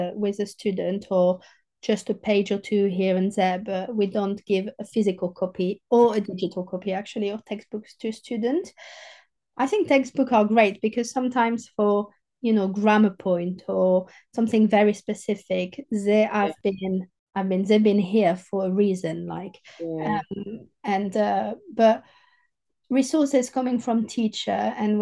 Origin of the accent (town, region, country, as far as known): southern France, France; accent: southern French; English is a second language; moved away